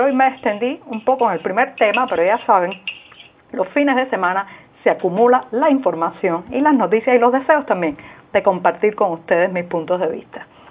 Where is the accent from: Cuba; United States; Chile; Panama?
Cuba